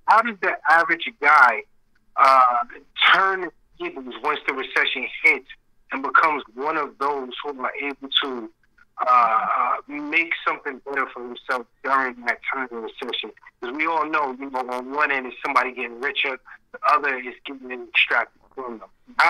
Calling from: New York, United States; I'm calling from New York.

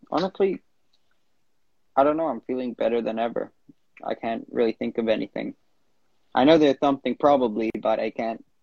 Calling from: Vancouver, British Columbia, Canada; Instagram handle, … and I'm calling in from Vancouver, Canada.

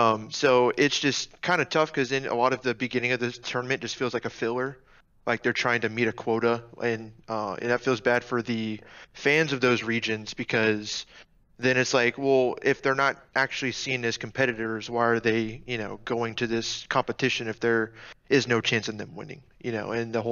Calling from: Tallahassee, Florida, United States; Hey, I'm calling from Tallahassee, Florida.

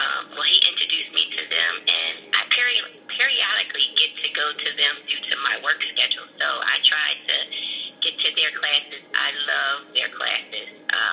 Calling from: Philadelphia, Pennsylvania, United States; I'm calling from East Oak Lane.

